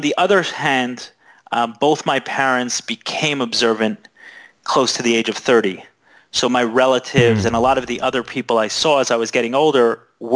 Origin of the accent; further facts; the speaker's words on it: New York City, New York, United States; So I grew up one of 9. I grew up in Brooklyn.